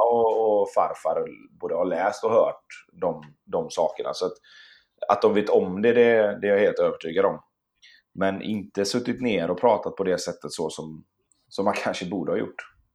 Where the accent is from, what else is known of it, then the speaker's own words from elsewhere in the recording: Sweden; also born or lived in Gothenburg / Stockholm; jag och min syster och min mamma bodde hemma i Sverige